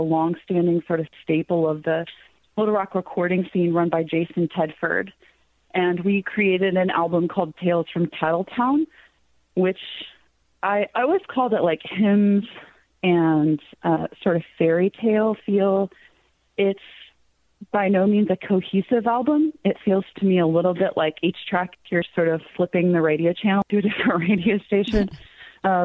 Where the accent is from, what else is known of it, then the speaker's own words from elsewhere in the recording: Cave Springs, Arkansas, United States; the street that I grew up in Cave Springs